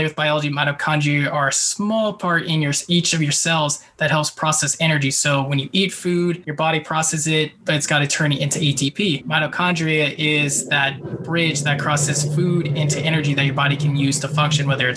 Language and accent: English; Bay Area, California, United States; now in San Diego, United States; I grew up in the Bay Area